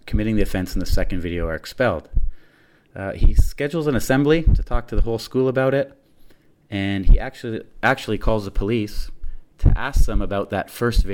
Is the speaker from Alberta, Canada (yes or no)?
no; Ontario, Canada; Being Canadian and living in that area myself